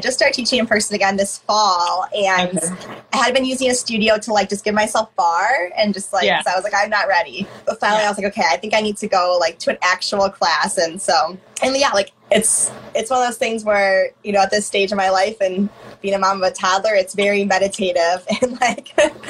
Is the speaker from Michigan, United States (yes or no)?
yes; Michigan, United States; also born or lived in Missouri / Indiana; now in Madison, United States; So yeah, I'm from the Midwest, but yeah, from Michigan, lived in Missouri for a long time, Indiana, okay. And I'm in Wisconsin.